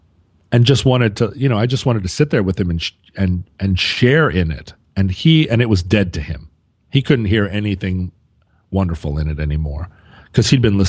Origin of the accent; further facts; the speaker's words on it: San Francisco, California, United States; Growing up in San Francisco, … was just everywhere.